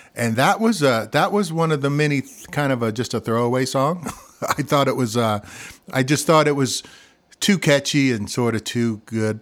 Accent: Missouri, United States; accent: Midwestern; moved away; also born or lived in Colorado; I'm from Missouri

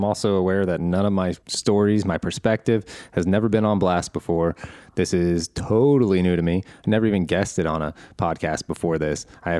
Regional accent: Midwest, United States; We're both from the Midwest, but you have gone from a few big cities.

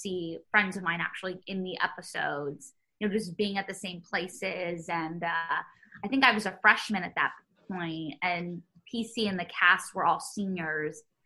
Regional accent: New York City, New York, United States; growing up in New York

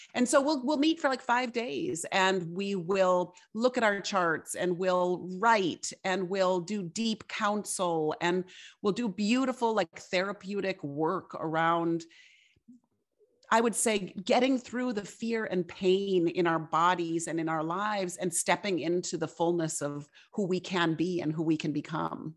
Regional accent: Fargo, North Dakota, United States; I grew up in Fargo, North Dakota

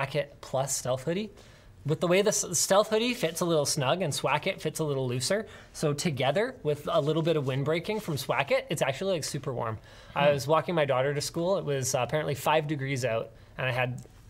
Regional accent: Maple Ridge, British Columbia, Canada; I grew up in Maple Ridge

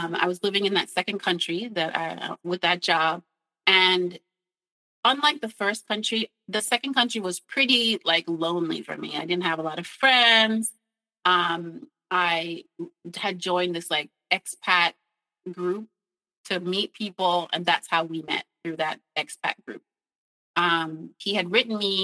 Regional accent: New York, United States; moved away as an adult; I'm from New York.

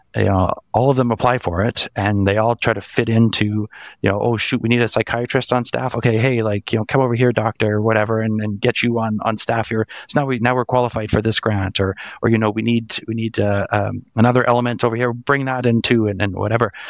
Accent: Canada; I, I grew up in Canada my entire life.

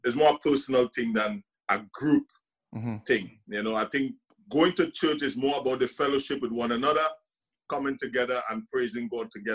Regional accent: Trinidad & Tobago; accent: Trinidadian; moved away as an adult; also born or lived in Scotland; when I grew up in Trinidad and Tobago

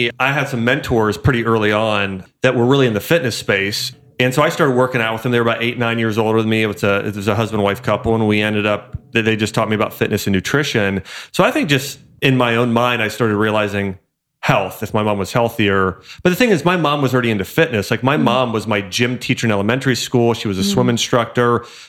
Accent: Troy, Ohio, United States; moved away; also born or lived in Kentucky; I'm from Dayton.

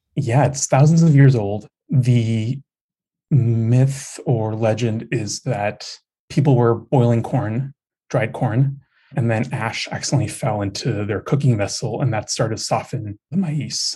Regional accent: United States; I'm also an American born Mexican, second generation

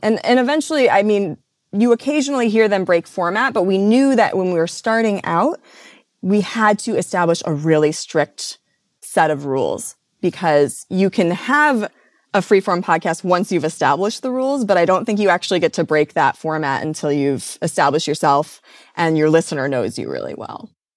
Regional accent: Midwest, United States; I grew up in the Midwest

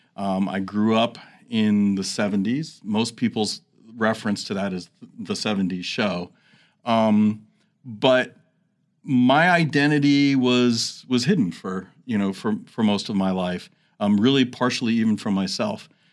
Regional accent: New York City, New York, United States; moved away as an adult; also born or lived in New Jersey / Phoenix, Arizona; now in Washington, D.C., United States; I grew up in New York City, New Jersey area

